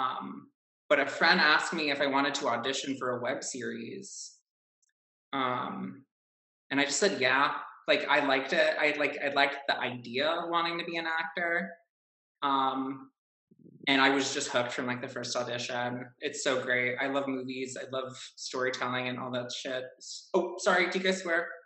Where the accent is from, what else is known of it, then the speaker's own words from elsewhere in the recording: Chicago, Illinois, United States; I am from Chicago